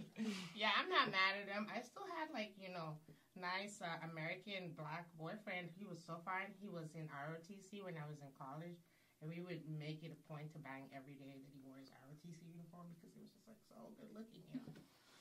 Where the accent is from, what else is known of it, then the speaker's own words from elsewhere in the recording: Nigeria; Since we're, like, being honest, I'm Nigerian, y'all.